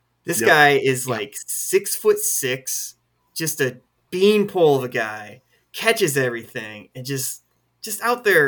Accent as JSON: {"language": "English", "region": "Midwest", "country": "United States", "moved": "as an adult", "said": "I'm from the Midwest originally, back in the Midwest now, and I grew up watching Big Ten football"}